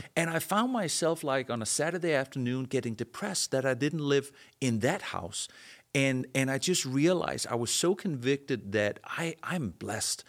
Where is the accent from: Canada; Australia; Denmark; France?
Denmark; moved away; I was born and raised in Denmark